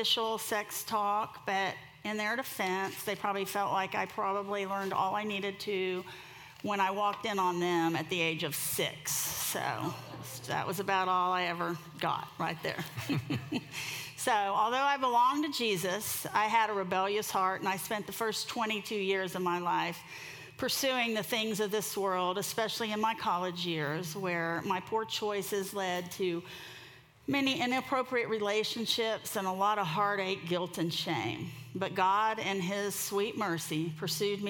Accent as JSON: {"language": "English", "town": "Miami", "region": "Florida", "country": "United States", "said": "I'm from Miami, so I'm a beach girl"}